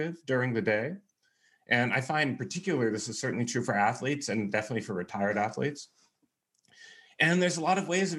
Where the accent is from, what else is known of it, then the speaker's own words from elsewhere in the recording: California, United States; moved away as an adult; now in Texas, United States; I'm from California and I live pretty much my whole life in California, but I moved to Texas about a year ago